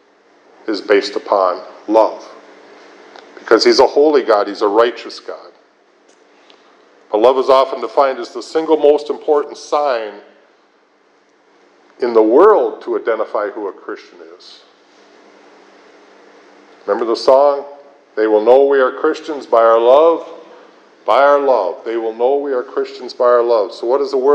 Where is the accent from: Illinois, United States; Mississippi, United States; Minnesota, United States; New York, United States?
Minnesota, United States; Minneapolis; I was raised in Minneapolis